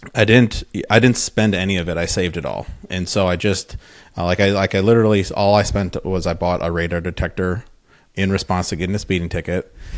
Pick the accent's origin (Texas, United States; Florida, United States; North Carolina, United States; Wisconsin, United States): Wisconsin, United States; moved away as an adult; also born or lived in Madison, Wisconsin / Minnesota; I'm from Wisconsin